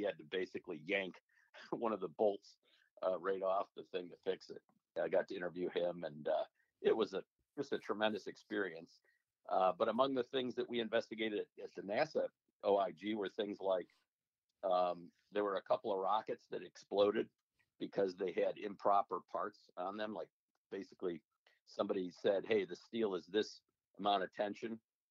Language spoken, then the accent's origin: English; Beverly Hills, Michigan, United States; So I grew up in Oakland County, a little village, Beverly Hills, between Birmingham and Southfield.